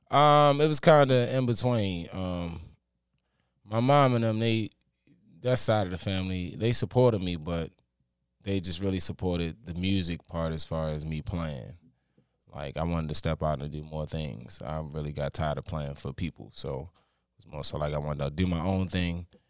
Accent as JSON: {"language": "English", "town": "Baltimore", "region": "Maryland", "country": "United States", "tie": "born or raised there", "said": "I'm born and raised from Baltimore"}